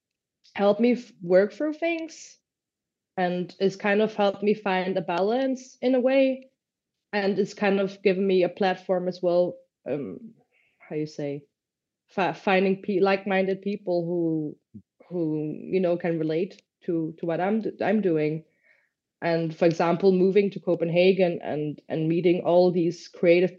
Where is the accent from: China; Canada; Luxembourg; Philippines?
Luxembourg; now in Denmark; where I grew up in Luxembourg, it's very different country from Denmark